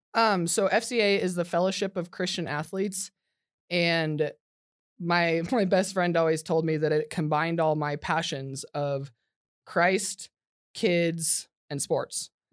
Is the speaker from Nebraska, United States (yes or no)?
yes; Nebraska, United States; I was born in Nebraska